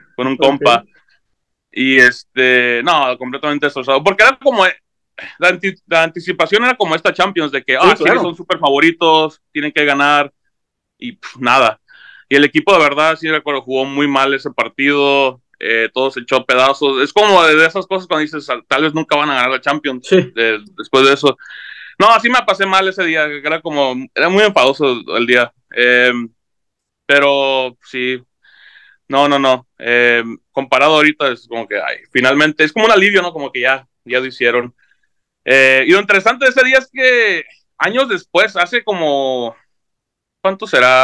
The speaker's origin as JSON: {"language": "Spanish", "town": "San Diego", "region": "California", "country": "United States", "tie": "born or raised there", "also_born_or_lived": "Tijuana / Puebla", "said": "soy nacido en San Diego, he vivido casi toda mi vida ahí, hice toda mi escuela allá"}